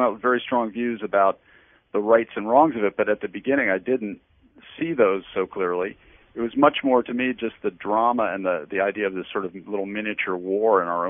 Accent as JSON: {"language": "English", "region": "District of Columbia", "country": "United States", "tie": "born or raised there", "said": "I grew up right here in the Washington area"}